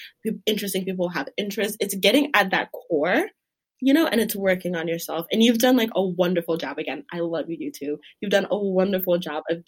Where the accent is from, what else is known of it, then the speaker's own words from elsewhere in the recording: Douala, Littoral, Cameroon; now in United States; I'm from Douala, Cameroon